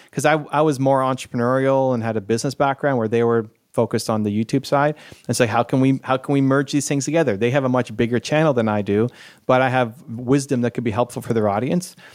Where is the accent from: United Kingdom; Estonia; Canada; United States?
Canada; I'm Canadian